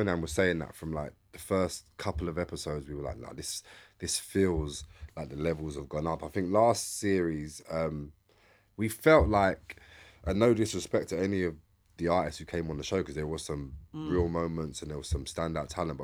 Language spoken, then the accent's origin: English; London, United Kingdom; I'm from East London